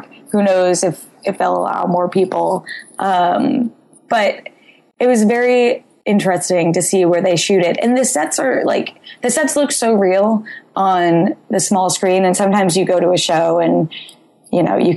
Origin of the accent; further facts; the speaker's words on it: New England, United States; I grew up in New England